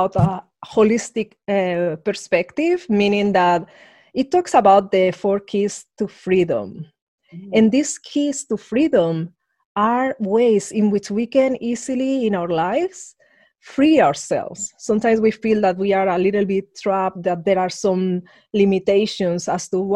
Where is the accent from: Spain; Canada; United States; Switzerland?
Spain; Madrid, Community of Madrid; moved away; I grew up in Madrid under an ultra-conservative regime